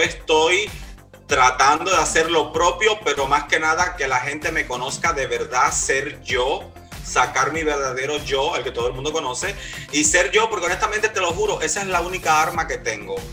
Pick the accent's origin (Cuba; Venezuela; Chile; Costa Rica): Cuba; now in Miami, United States; yo eh, vivo ahora mismo acá en Miami, soy de Cuba